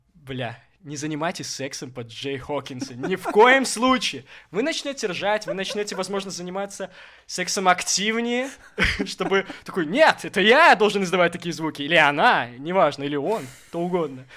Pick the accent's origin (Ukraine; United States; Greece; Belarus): Belarus; Gomel, Gomel Region; now in Minsk, Belarus; я родом из Гомеля